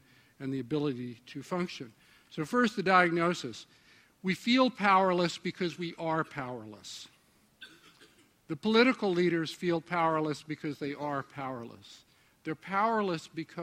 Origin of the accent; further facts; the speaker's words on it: New York, United States; I'm from New York